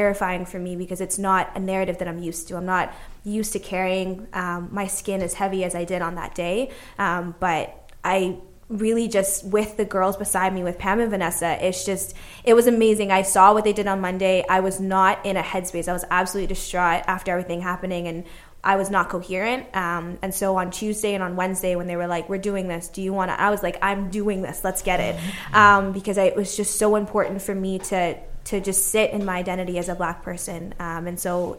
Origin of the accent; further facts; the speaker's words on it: Bahamas; moved away; growing up in the Bahamas, me and my mom were the only people who ever had the hijab on.